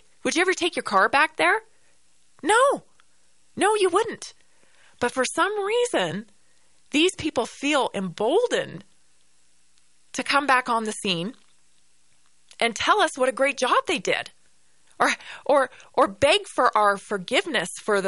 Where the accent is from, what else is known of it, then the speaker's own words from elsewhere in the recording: Canada; I'm Canadian or if it's because, you know, for where I grew up